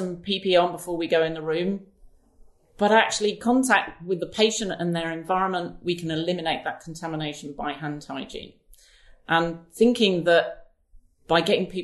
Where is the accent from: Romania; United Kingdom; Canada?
United Kingdom; as British people